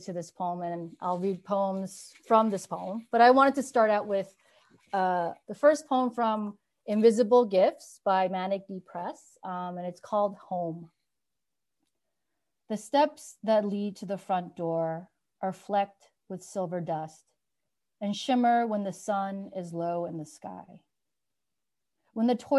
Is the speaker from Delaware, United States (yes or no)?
no; New York, United States; also born or lived in San Francisco; now in Minneapolis, United States; I grew up in New York, but I say I found myself in San Francisco.